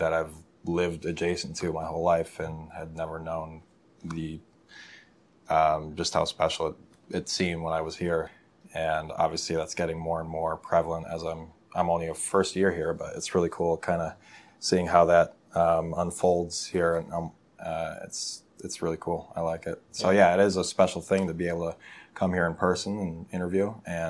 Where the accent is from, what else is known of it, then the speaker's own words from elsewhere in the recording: Chicago, Illinois, United States; I'm from the area. I grew up, you know, born and raised in Chicago.